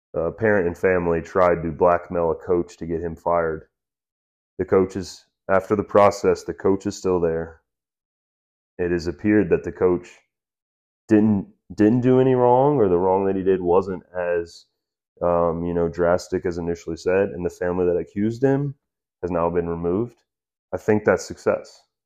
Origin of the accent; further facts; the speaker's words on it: United States; as an American